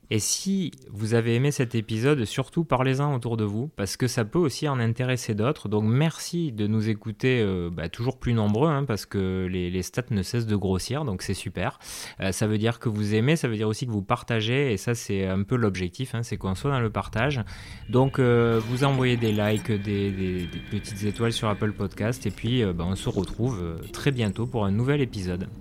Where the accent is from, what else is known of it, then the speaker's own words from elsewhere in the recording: France; en tant que Français